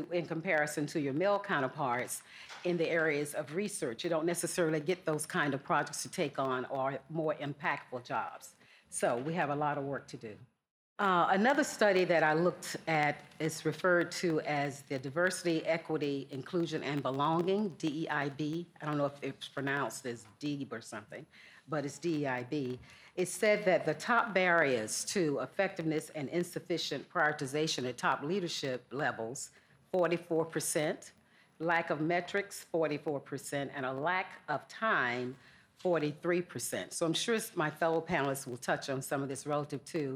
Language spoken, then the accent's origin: English; Georgia, United States; accent: Southern; I grew up in Georgia, if you haven't picked up on my Southern accent